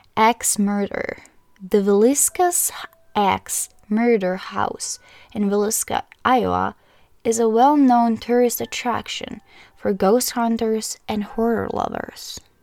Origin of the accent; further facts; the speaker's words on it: Croatia; I'm from Croatia